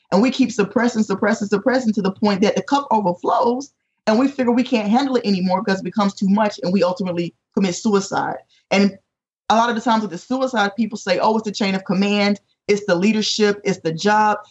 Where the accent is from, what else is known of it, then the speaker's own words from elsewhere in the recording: North Carolina, United States; moved away as an adult; also born or lived in Chicago area; now in Chesapeake, United States; I was from North Carolina.